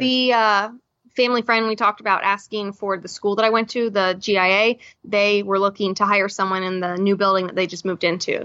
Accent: Florida, United States; also born or lived in New York; I'm from Florida

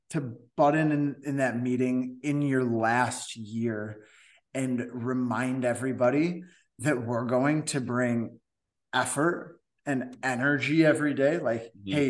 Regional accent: Cooperstown, New York, United States; from from Cooperstown. So that's

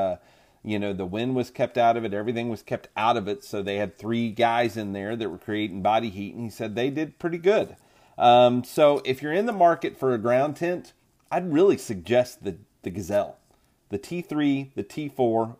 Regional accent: Oklahoma, United States; I'm from Oklahoma

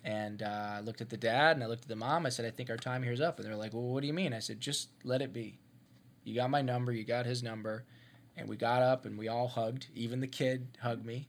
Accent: Ohio, United States; moved away; I'm from Ohio. I grew up in Ohio

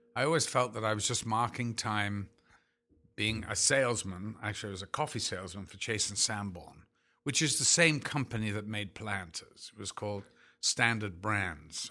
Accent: Liverpool, North West England, United Kingdom; moved away as an adult; now in United States; I'm from Liverpool

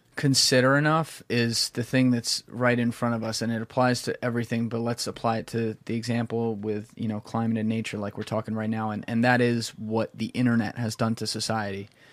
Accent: New Jersey, United States; I'm a dude from Jersey

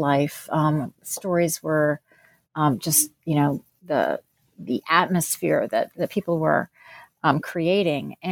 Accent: New Jersey, United States; also born or lived in Pennsylvania; I was born in New Jersey and grew up there and in Pennsylvania.

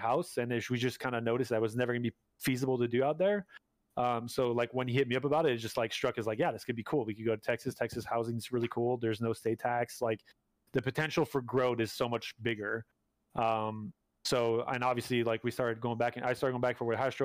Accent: Canada; moved away as an adult; I'm still a Canadian. I need a new work visa

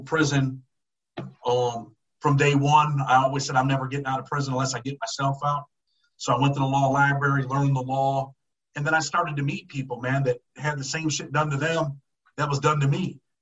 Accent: Rochester, New York, United States; I'm from upstate, well, Western New York. I'm from Rochester, New York.

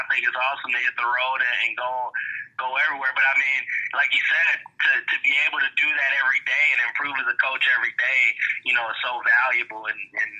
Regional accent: Chicago, Illinois, United States; also born or lived in South Dakota; I'm from the Chicago area. You know, as you read, I played high school football up at Barrington High School

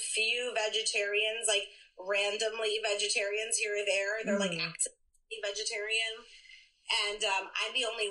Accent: Philadelphia, Pennsylvania, United States; I am a true Philadelphian. I was born and raised here in the Northeast Philly.

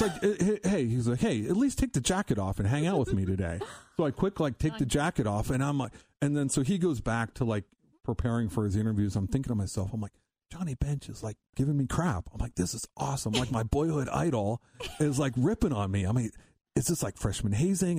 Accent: Columbus, Ohio, United States; now in Cincinnati, United States; growing up in Ohio, I grew up in Columbus, came down here in Cincinnati

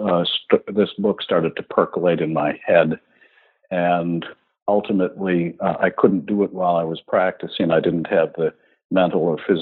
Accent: Milwaukee, Wisconsin, United States; I was born in Milwaukee, Wisconsin

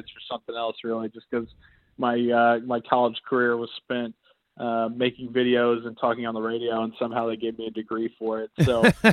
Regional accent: Indianapolis, Indiana, United States; I grew up in Indianapolis, Indiana

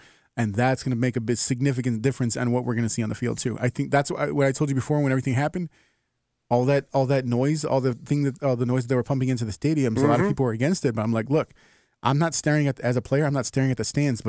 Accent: Chicago, Illinois, United States; as a Chicagoan

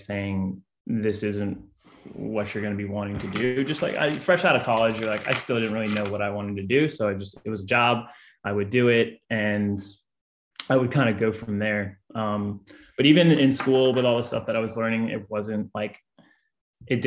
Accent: New Orleans, Louisiana, United States; also born or lived in Baton Rouge; I'm actually from New Orleans, so I kind of can mesh into that Louisiana lad vibe from New Orleans.

